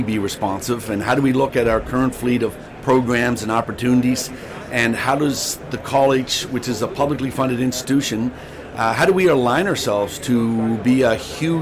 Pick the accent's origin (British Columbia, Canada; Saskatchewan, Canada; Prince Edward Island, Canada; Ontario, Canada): Prince Edward Island, Canada; Charlottetown; I'm born and raised in Charlottetown